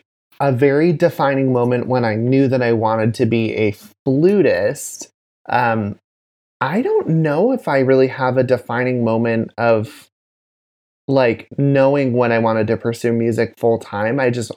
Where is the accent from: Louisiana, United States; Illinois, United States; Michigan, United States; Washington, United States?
Michigan, United States; Grand Rapids; Oh, yeah, which is where I grew up.